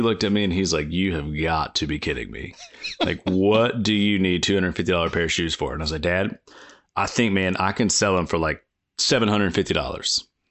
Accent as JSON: {"language": "English", "region": "Indiana", "country": "United States", "tie": "born or raised there", "said": "I'm just a, a kid that was growing up in Indiana, um, at the time."}